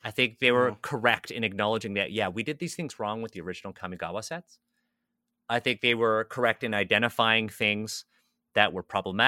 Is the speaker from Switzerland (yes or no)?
no; Canada; I'm a Canadian born Chinese.